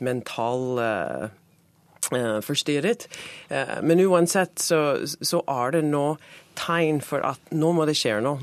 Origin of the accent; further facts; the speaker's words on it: New York, United States; Norwegian is a second language; now in Oslo, Norway; jeg er fra Queens, New York, og jeg kan huske når jeg var liten